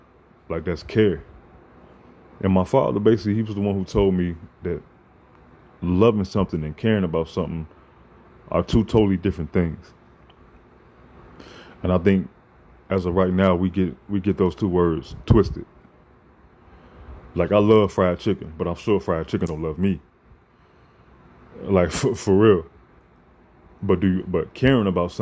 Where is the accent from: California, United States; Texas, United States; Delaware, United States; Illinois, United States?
Illinois, United States; Chicago; also born or lived in Champaign, Illinois; I'm from Chicago